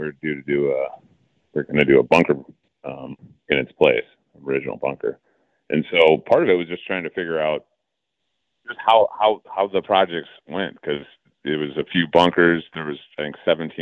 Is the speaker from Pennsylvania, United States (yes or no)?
no; Madison, Wisconsin, United States; also born or lived in Erin Hills, Wisconsin; now in Wauwatosa, United States; I grew up in Madison, went to school in Madison